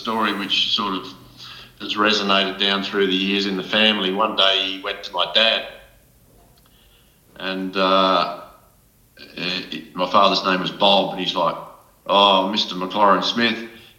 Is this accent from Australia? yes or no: yes; Cowra, New South Wales, Australia; born and raised in Cowra, born in 53, so I'm 68.